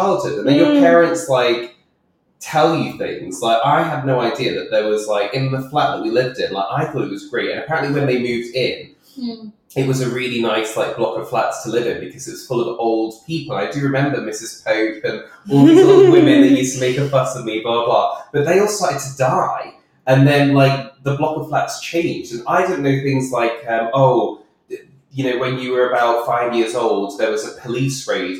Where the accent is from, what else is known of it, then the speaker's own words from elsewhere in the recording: Midlands, United Kingdom; moved away as an adult; also born or lived in London; growing up in the Midlands